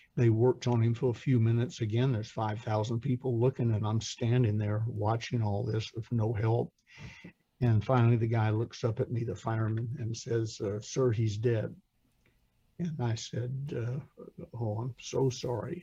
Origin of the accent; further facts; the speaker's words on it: Atlanta, Georgia, United States; I'm from Atlanta